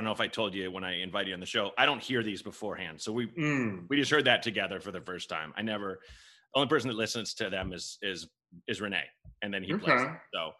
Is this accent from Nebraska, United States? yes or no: no; Portland, Oregon, United States; also born or lived in Chicago; I grew up in Portland, Oregon